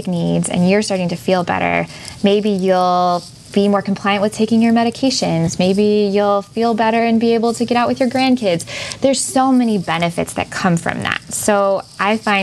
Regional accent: Lake Michigan, Great Lakes, United States; I grew up on Lake Michigan

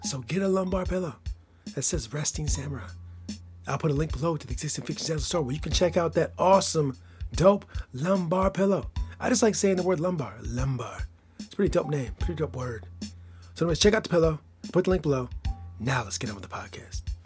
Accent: Michigan, United States; I'm from Michigan

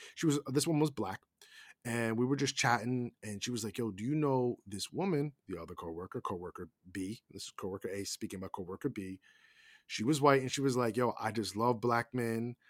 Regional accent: United States; we as Americans

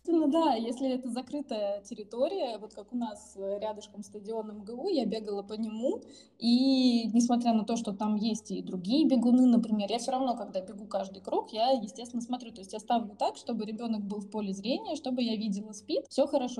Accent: Siberia, Russia; now in Moscow, Russia; Мы оба сибиряки э, и живем в Москве

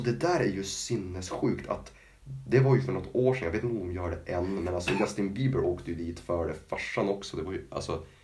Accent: Norrland, Sweden; som norrlänning

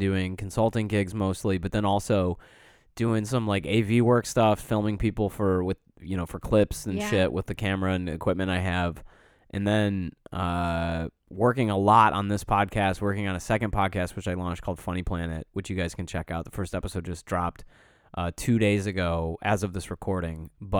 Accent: Bronx, New York, United States; I'm from the Bronx.

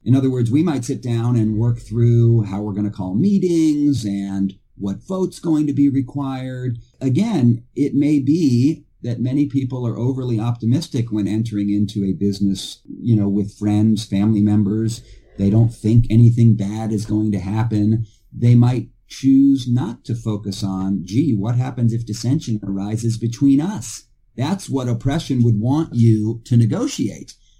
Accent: Texas, United States; my home state, which is Texas

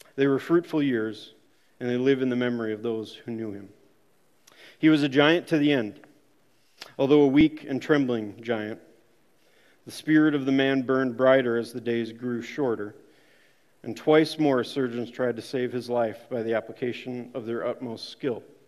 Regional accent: Rockford, Minnesota, United States; I grew up in Rockford, Minnesota

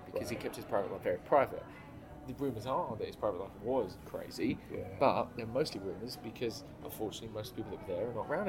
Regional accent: United Kingdom; moved away; also born or lived in London

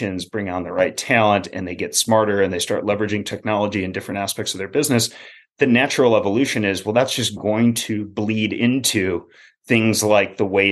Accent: Minneapolis, Minnesota, United States; I grew up in the Twin Cities

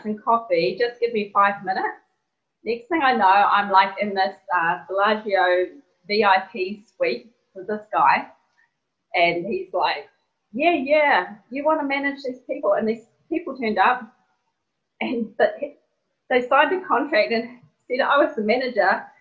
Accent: New Zealand; I'm from New Zealand.

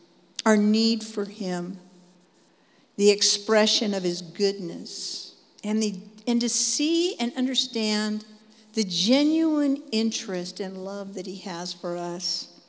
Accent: Dallas, Texas, United States; Anyway, so that's who I am. I'm from Dallas. And I just hang out there, okay?

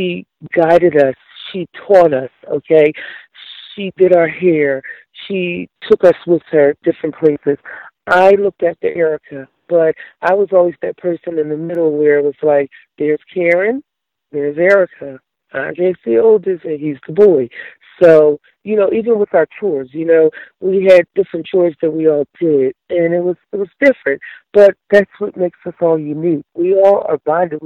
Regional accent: Philadelphia, Pennsylvania, United States; Growing up in Philadelphia

